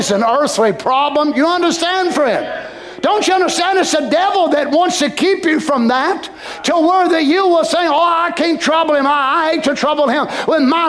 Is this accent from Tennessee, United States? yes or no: yes; Carter County, Tennessee, United States; us Carter Countyans